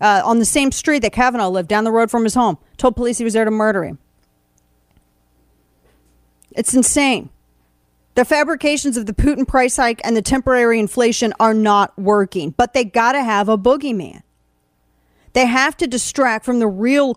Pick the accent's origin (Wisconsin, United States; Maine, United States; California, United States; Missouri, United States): Missouri, United States; St. Louis; my hometown of St. Louis